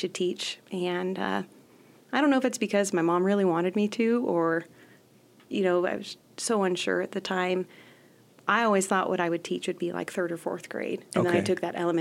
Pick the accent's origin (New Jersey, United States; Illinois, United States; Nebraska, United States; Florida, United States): Nebraska, United States; Whitman; also born or lived in Hyannis, Nebraska / Mullen, Nebraska; we lived on a ranch, and we had a really, really small country school of about 10, maybe 13 students